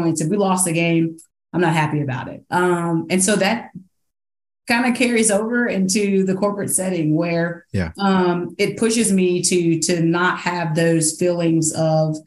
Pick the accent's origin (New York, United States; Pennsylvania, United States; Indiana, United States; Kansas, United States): Indiana, United States; moved away as an adult; now in South Carolina, United States; I'm originally from Indiana. I came down here to play basketball and the weather kept me here